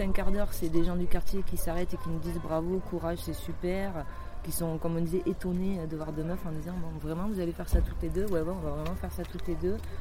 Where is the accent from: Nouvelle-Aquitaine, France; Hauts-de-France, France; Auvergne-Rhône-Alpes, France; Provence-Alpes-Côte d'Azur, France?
Nouvelle-Aquitaine, France; Basque Country; moved away; also born or lived in Toulouse; je suis retournée au Pays Basque, c'est là où j'ai grandi quand j'étais ado.